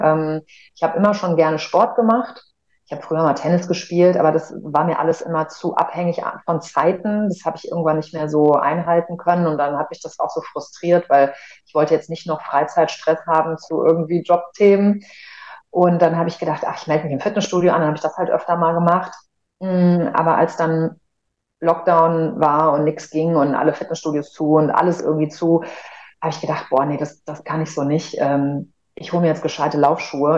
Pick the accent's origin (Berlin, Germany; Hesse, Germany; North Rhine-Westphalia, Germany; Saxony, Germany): Hesse, Germany; Frankfurt; moved away as an adult; also born or lived in Cologne; ich komme aus, aus Frankfurt äh, gebürtig